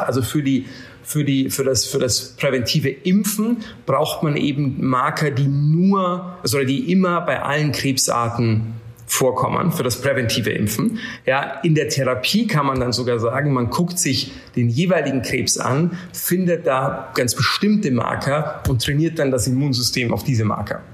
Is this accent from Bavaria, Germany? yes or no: yes; Bavaria, Germany; now in London, United Kingdom; ich bin übrigens in einem Dorf aufgewachsen in Bayern mit 90 Leuten